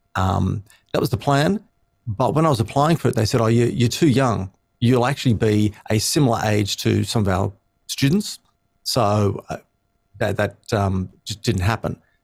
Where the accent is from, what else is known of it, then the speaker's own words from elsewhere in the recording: Sydney, New South Wales, Australia; I grew up in Sydney, so, uh, Aussie born and bred